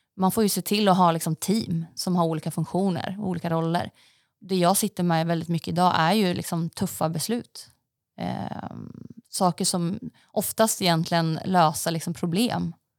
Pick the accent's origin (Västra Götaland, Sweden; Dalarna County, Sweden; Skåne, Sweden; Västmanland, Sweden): Västmanland, Sweden; Västerås; moved away as an adult; also born or lived in Norway / Stockholm; då bodde jag i Västerås också till, innan jag hann flytta hit där jag kommer ifrån Västerås